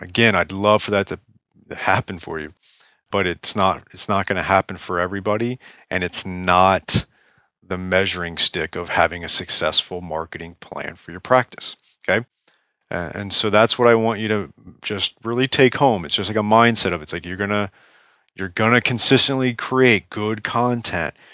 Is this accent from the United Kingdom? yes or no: no; Palm Beach, Florida, United States; Palm Beach, Florida, right here in my, my hometown